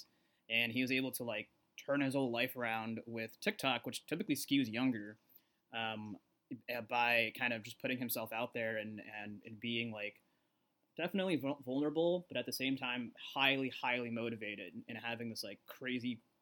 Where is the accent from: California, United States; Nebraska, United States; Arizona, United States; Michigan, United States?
Arizona, United States; I grew up in Arizona.